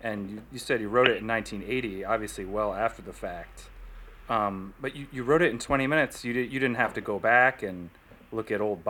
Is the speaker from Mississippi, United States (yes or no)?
no; Northern New Jersey, United States; I'm from Northern New Jersey